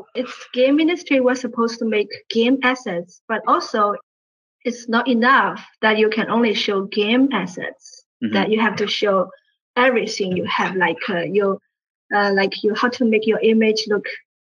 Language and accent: English; Shanghai, China; moved away as an adult; now in United States; I come from Shanghai, China.